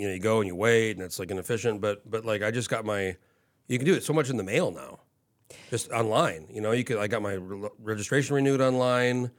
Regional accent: New Mexico, United States; moved away as an adult; now in Anchorage, United States; I grew up in New Mexico and I moved here when I was nineteen

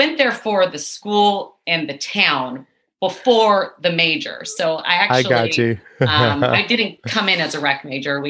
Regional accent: Fresno, California, United States; moved away as an adult; also born or lived in San Luis Obispo, California; I am from Fresno, California, right there in the Central Valley.

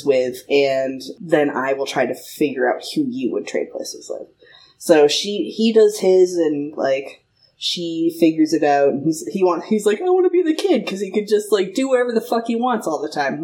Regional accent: Marshfield, Massachusetts, United States; moved away as an adult; now in California, United States; I grew up in Marshfield, with all of the rest of the fucking Irish people.

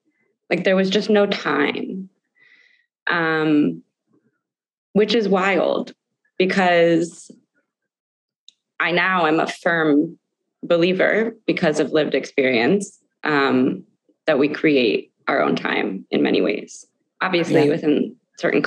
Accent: New Canaan, Connecticut, United States; I have friends that I grew up with in New Canaan, Connecticut, who've known me my whole life

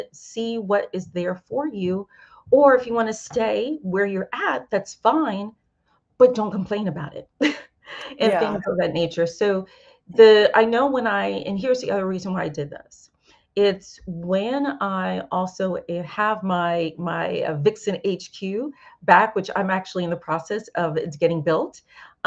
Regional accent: New York City, New York, United States; moved away; my hometown of New York

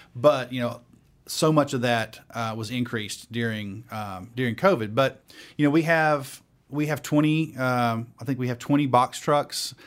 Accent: Dalton, Georgia, United States; moved away as an adult; now in Atlanta, United States; I am originally from Dalton, Georgia, North Georgia

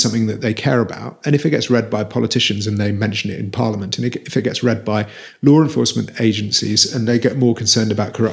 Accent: Wales, United Kingdom; I'm from Wales

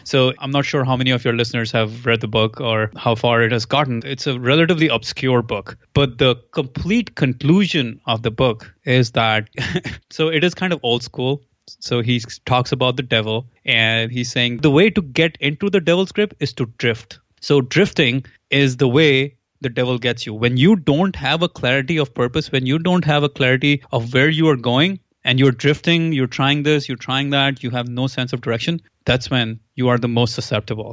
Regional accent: India; moved away; I am from India originally, so I'm a physics guy

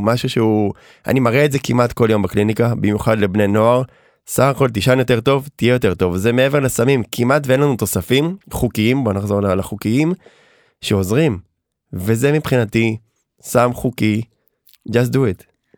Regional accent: Herzliya, Tel Aviv District, Israel; גדלתי ברצליה

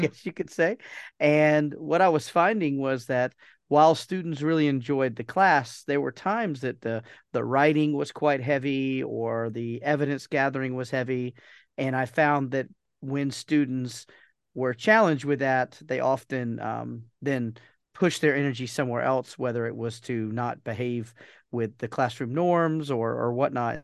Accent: Georgia, United States; moved away as an adult; also born or lived in Bermuda; we moved back to the United States to, to my home, my home state of Georgia

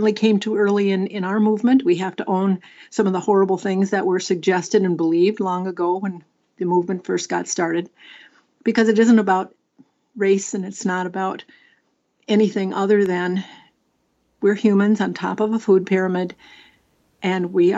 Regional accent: Minnesota, United States; my home state of Minnesota

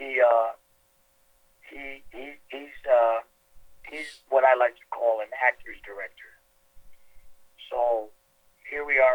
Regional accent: New York City, New York, United States; the neighborhoods that I grew up in Queens

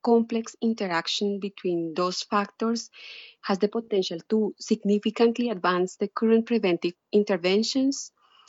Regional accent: Colombia; moved away as an adult; now in United States; I was a medical student in Colombia, my home country

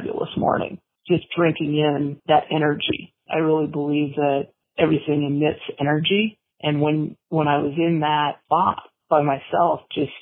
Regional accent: Montana, United States; also born or lived in Twin Cities, Minnesota, United States; I was born in Minnesota in the Twin Cities area. My family moved to Montana when I was 9

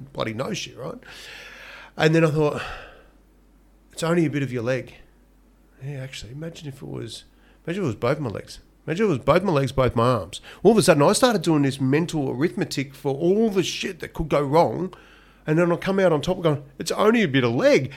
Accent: Donald, Victoria, Australia; I was born in Donald, in country Victoria

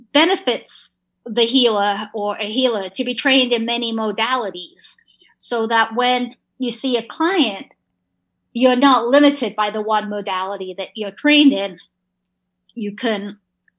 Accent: England, United Kingdom; moved away; I grew up in England

